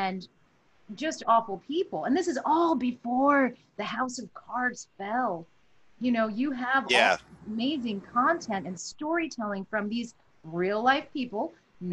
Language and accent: English; New York City, New York, United States; I was from Brooklyn and black